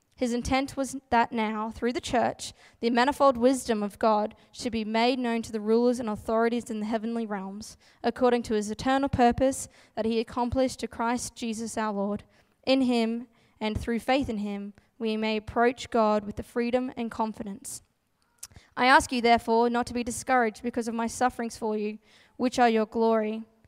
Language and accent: English; Gladstone, Queensland, Australia; moved away as an adult; now in Brisbane, Australia; my hometown, Gladstone, central Queensland